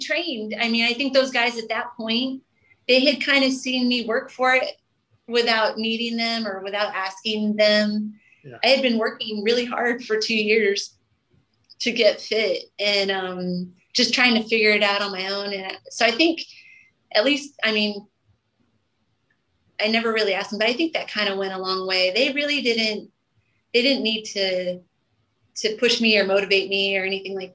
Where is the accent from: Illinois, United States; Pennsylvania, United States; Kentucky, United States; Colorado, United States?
Colorado, United States; moved away as an adult; I'm from Colorado. I did not grow up in the ocean